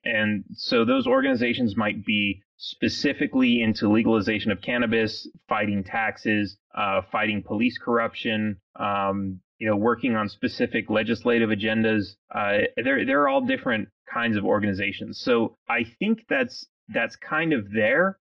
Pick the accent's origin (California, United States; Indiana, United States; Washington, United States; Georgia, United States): California, United States; moved away as an adult; now in Texas, United States; I grew up in California. I'm one of those guys that you, you talked about that uh, that moved to Texas um, when I was uh, I was in my late 20s